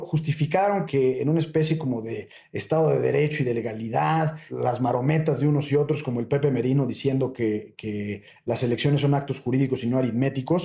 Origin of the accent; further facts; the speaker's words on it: Mexico; para nosotros eh, como mexicanos